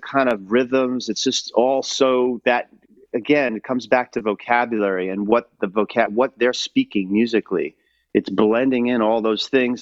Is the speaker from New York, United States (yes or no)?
yes; New York City, New York, United States; as a kid too, growing up in New York City was in the '70s